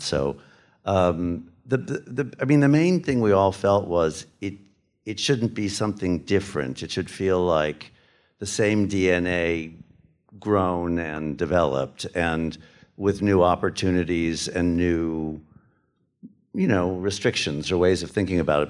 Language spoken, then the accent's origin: English; United States; going in as an American